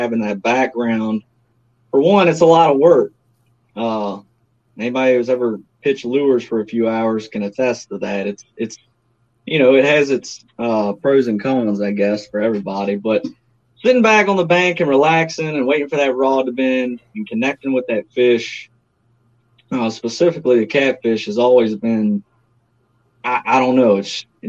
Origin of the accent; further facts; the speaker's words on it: Virginia, United States; I'm a Virginia boy, probably more so formally known as a James River guy, as a lot of people call it. I've lived here all my life.